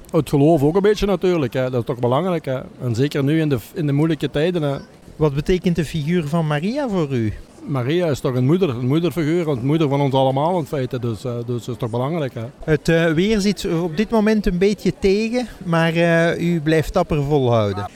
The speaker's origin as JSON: {"language": "Dutch", "town": "Lanaken", "region": "Flanders", "country": "Belgium", "said": "Van Veldwezel-Laanaken, tegen Maastricht"}